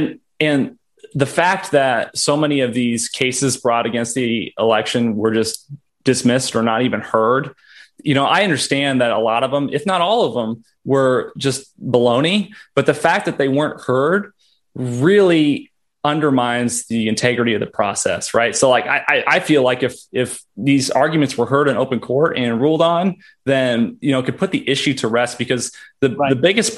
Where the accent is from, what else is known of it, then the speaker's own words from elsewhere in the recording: Texas, United States; can impact, you know, policy at the federal level that impacts my life as a Texan, right?